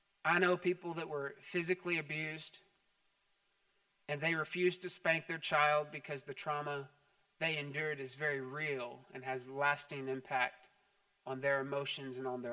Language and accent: English; Texas, United States; growing up in Texas.